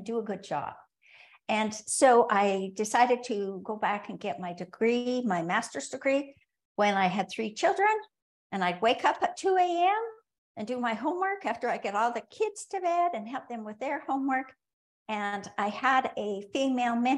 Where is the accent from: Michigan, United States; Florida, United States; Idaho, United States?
Idaho, United States; Rexburg; moved away; I was born in Rexburg, Idaho, and moved back to Rexburg, Idaho, actually kicking and screaming.